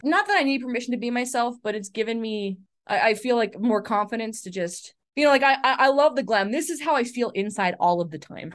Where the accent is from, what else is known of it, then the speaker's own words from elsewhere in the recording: Canada; I'm Canadian